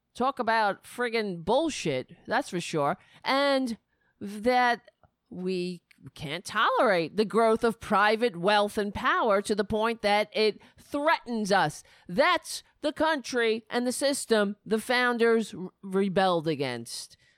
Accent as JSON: {"language": "English", "town": "New York City", "region": "New York", "country": "United States", "tie": "born or raised there", "said": "I grew up in Staten Island."}